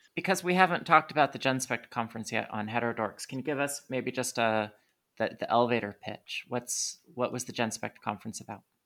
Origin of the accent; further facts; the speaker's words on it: United States; I'm an American